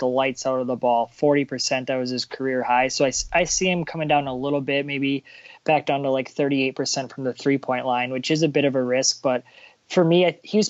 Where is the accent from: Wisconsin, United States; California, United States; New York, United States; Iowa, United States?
Wisconsin, United States; now in Minnesota, United States; I'm born and raised in Wisconsin